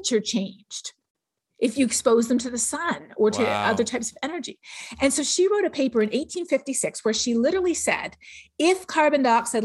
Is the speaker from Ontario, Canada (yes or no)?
yes; Toronto, Ontario, Canada; moved away; where I grew up in Toronto